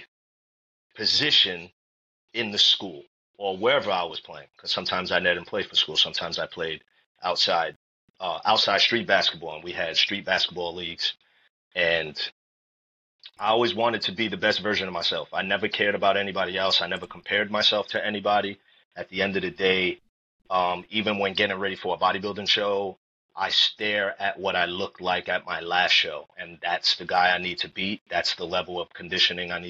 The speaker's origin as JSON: {"language": "English", "town": "New York City", "region": "New York", "country": "United States", "tie": "born or raised there", "said": "I grew up in New York City in the Bronx and Harlem"}